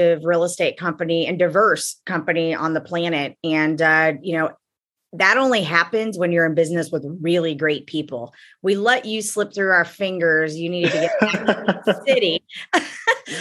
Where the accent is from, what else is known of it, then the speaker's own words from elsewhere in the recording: Champaign, Illinois, United States; moved away as an adult; now in Wilmington, United States; I'm from Champaign, Illinois